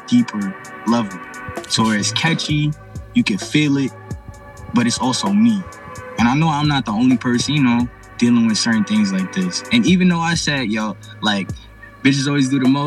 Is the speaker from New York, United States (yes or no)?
yes; New York, United States; I'm from New York